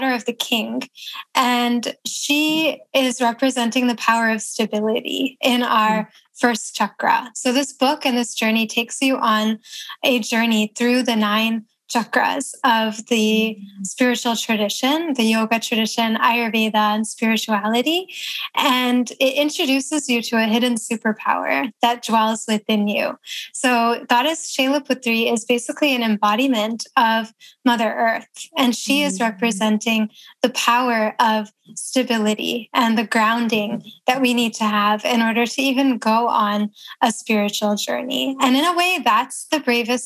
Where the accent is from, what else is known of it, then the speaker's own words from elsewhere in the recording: Toledo, Ohio, United States; moved away as an adult; also born or lived in New York City; In Ohio